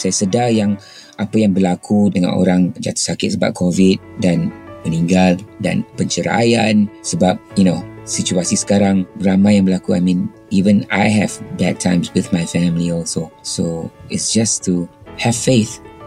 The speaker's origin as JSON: {"language": "Malay", "region": "Kuala Lumpur", "country": "Malaysia", "tie": "born or raised there", "moved": "yes", "lives_now": "Singapore", "said": "Saya asal Kuala Lumpur, anak jati, dibesarkan di Kuala Lumpur, sekolah pun di Kuala Lumpur."}